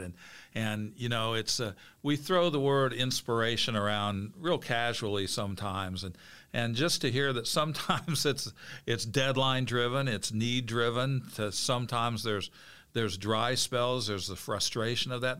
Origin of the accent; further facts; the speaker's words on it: Bloomington, Illinois, United States; I grew up in Bloomington Normal